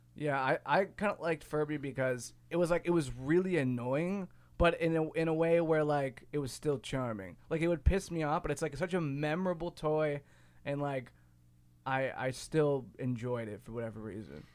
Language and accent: English; Ohio, United States; now in Chicago, United States; growing up where I grew up in Ohio versus, or, and also i-, here in Chicago